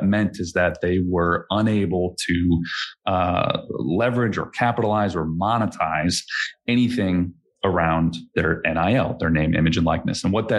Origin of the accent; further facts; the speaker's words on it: Chicago, Illinois, United States; So I grew up in the Chicagoland area.